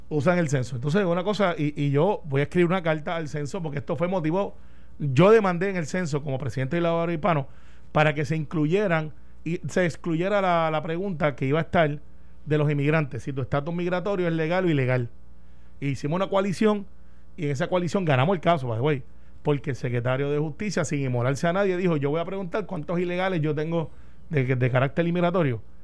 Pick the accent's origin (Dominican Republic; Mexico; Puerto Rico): Puerto Rico; also born or lived in Palm Bay, Florida, United States